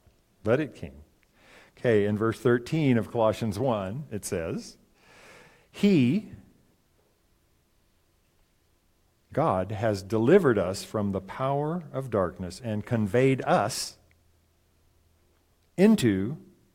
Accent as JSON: {"language": "English", "country": "United States", "said": "as an American"}